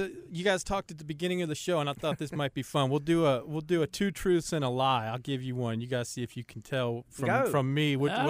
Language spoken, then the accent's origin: English; Cincinnati, Ohio, United States; Yeah, I am from the great state of Ohio. I grew up in Cincinnati, Ohio.